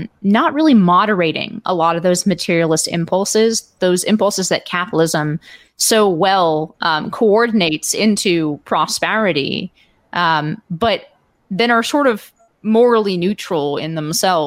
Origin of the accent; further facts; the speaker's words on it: Palo Alto, California, United States; in my hometown of Palo Alto